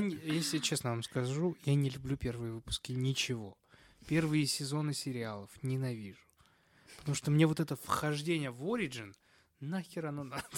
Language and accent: Russian; Moscow, Russia; я из Москвы